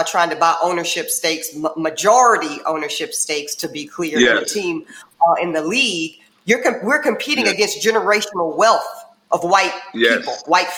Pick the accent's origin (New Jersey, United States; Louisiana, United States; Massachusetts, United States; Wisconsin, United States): Louisiana, United States; Amite; I was born in Amite, Louisiana